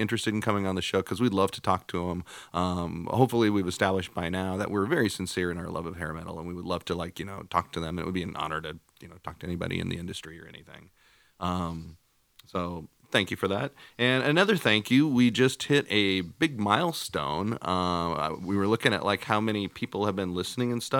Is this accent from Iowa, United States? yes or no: yes; Iowa, United States; We're two guys from Iowa